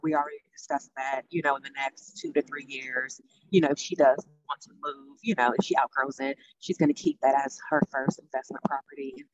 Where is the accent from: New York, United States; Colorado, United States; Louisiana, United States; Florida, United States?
Louisiana, United States; New Orleans; moved away as an adult; now in Nashville, United States; I'm originally from New Orleans, Louisiana. Um, I've been in Nashville almost four years now